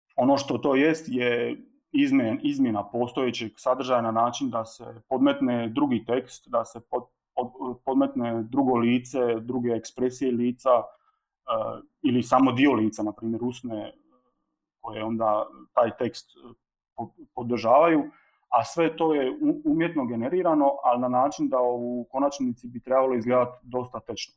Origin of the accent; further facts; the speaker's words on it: Split, Split-Dalmatia County, Croatia; dolazim iz Splita